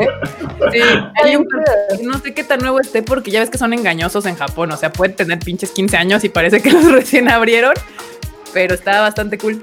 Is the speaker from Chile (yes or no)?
no; Mexico City, Mexico; todos los integrantes de este podcast somos residentes de la CDMEX